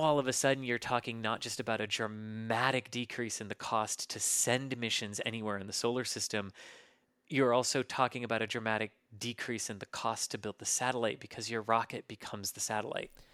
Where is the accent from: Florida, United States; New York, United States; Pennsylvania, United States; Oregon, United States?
Florida, United States; I grew up in Florida, just, just north of the Space Center